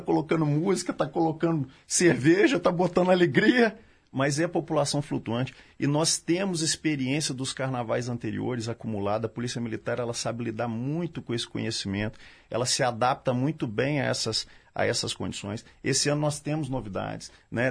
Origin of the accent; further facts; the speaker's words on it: Minas Gerais, Brazil; eu falo como mineiro, não só como policial militar